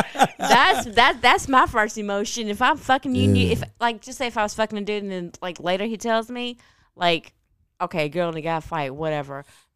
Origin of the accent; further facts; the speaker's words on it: Thailand; born there; Like, I'm Thai. I live in Thai. I was born in Thai. I'm Thai.